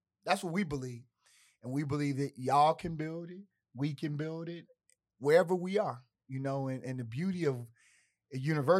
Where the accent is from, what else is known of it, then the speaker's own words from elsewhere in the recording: Chicago, Illinois, United States; accent: Chicago; I got a Chicago accent.